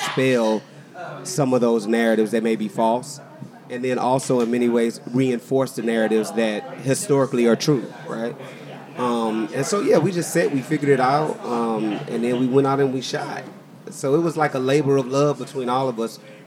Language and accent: English; Texas, United States; I'm from Texas and have always celebrated Juneteenth